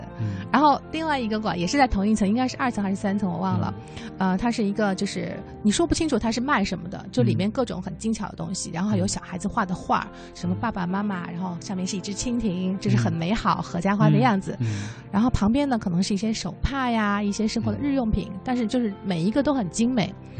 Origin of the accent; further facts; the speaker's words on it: Beijing, China; 我当时跟他们说，我是从北京来的，